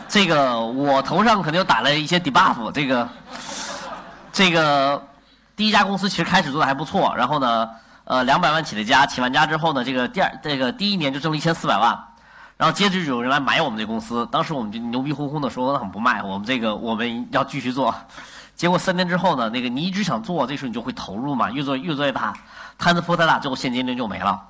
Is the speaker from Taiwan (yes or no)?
no; China; 我们作为中国人